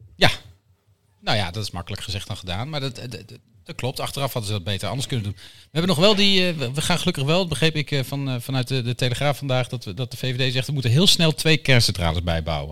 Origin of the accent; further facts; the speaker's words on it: Deventer, Overijssel, Netherlands; ik kom uit Deventer, dus Go Ahead Eagles is mijn club